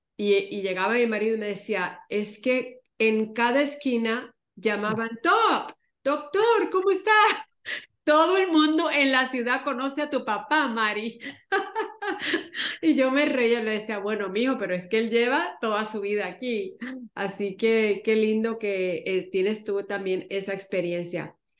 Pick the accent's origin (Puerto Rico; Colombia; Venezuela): Puerto Rico; Ponce; moved away; en la ciudad de Ponce, donde yo crecí en Puerto Rico